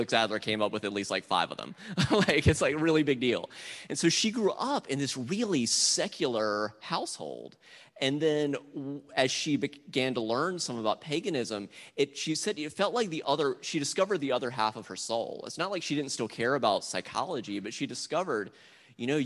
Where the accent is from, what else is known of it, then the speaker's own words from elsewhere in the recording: South Carolina, United States; moved away; I grew up Southern Baptist in South Carolina